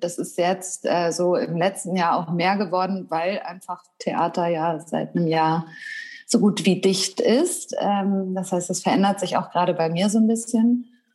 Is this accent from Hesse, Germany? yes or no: no; Wedel, Schleswig-Holstein, Germany; also born or lived in Hamburg; also ich komme ursprünglich aus Wedel, das ist ja Schleswig-Holstein, mhm. aber ist ja so dicht an Hamburg dran. Ich bin auch in Hamburg zur Schule gegangen